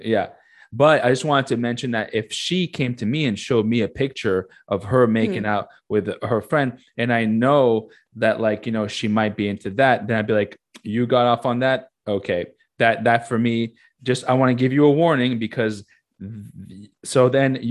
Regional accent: United States; they probably know I'm American

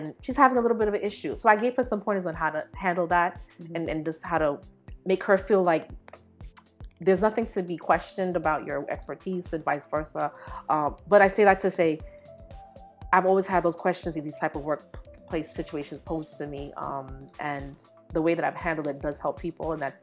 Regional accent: Belize; born there; I was born in Belize. My mother's from Jamaica. I went back and forth a lot.

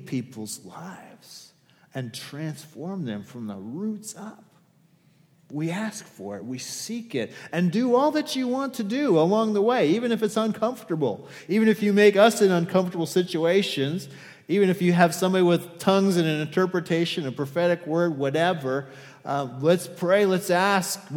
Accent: Wisconsin, United States; I'm from Wisconsin. I was born there.

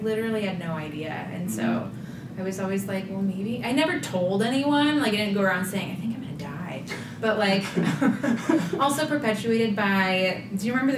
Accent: Nevada, Iowa, United States; From central Iowa, {S1} okay. {S2} A little town just east of Ames called Nevada. {S1} Mm-hmm. {S2} Born and raised.

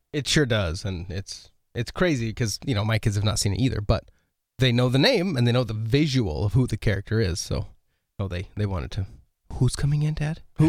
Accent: Oregon, United States; moved away; I grew up in Oregon

